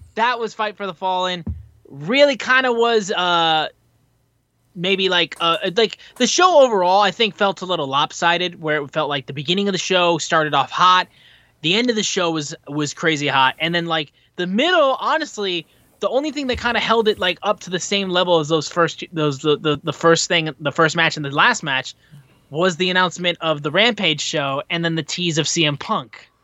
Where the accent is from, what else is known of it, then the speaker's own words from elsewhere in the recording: Michigan, United States; I'm from Michigan